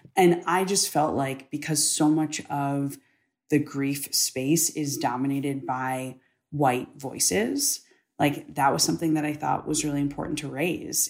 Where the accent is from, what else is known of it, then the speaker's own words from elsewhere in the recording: United States; I'm an American. Being an American is all that I've ever known. Like you, I was raised to be proud of this country